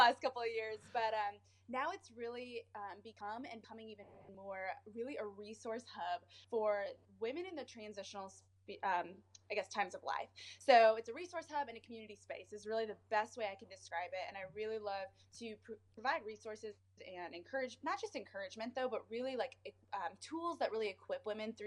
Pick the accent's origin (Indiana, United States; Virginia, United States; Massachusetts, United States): Indiana, United States; South Bend; now in Indianapolis, United States; I am originally from the north side of Indiana, actually in the same town that the University of Notre Dame is